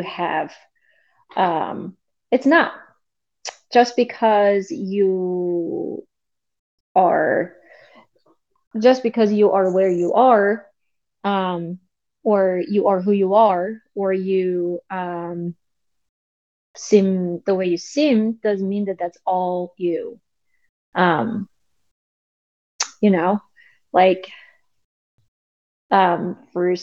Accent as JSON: {"language": "English", "country": "South Korea", "tie": "born or raised there", "second_language": "English", "moved": "yes", "lives_now": "United States", "said": "I'm from South Korea. Originally, I was born there and I was raised there, and I moved to United States"}